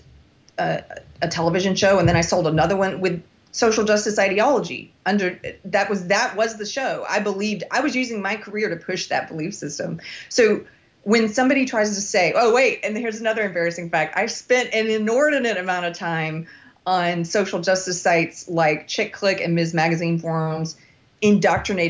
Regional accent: South Carolina, United States; moved away; also born or lived in Los Angeles; South Carolina, which is my home state

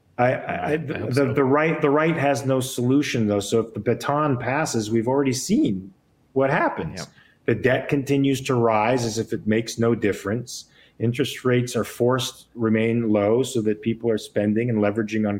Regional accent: California, United States; It's my home. I was born and raised in California.

